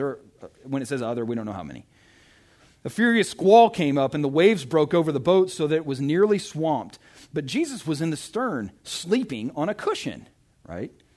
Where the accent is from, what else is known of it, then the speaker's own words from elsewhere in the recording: Arkansas, United States; moved away; I'm from Arkansas